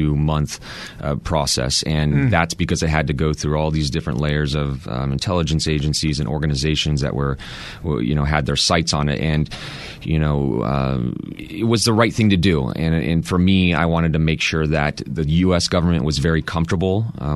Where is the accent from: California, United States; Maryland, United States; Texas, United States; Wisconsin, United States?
Texas, United States; I grew up in Texas